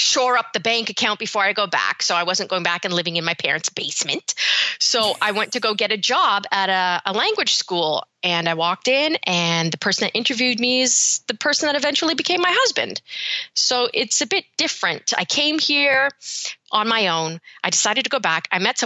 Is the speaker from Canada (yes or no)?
yes; Canada; moved away as an adult; also born or lived in Birmingham, England / London, England / Jamaica (ancestry); now in Valencia, Spain; I am English born, but I moved to Canada when I was 2. So I'm pretty much full-fledged Canadian.